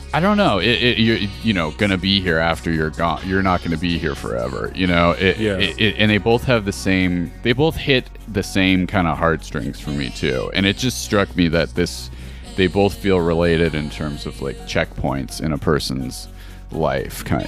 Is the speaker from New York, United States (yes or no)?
yes; Buffalo, New York, United States; moved away as an adult; now in Los Angeles, United States; I grew up in Buffalo.